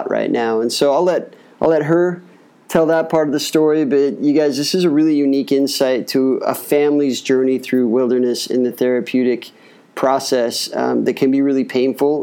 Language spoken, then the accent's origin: English; Utah, United States; I'm a Utah boy